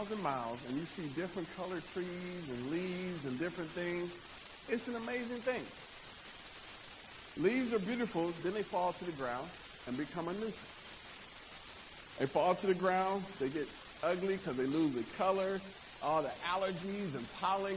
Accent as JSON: {"language": "English", "region": "Nebraska", "country": "United States", "said": "I'm from Nebraska, which is not country"}